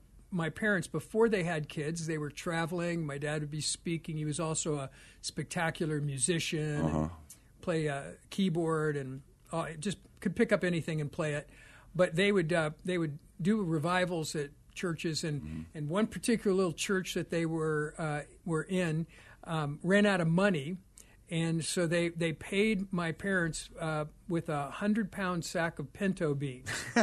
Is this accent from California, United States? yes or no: no; Oklahoma, United States; now in Scottsdale, Arizona, United States; Born in Oklahoma, mm-hmm. and my parents were from there, and my father was an Assembly of God minister.